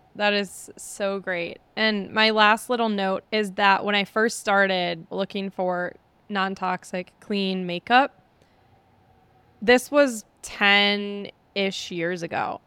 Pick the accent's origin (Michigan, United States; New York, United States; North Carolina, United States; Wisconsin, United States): Wisconsin, United States; I'm from Wisconsin. So I'm from an area where people are shy to ask for anything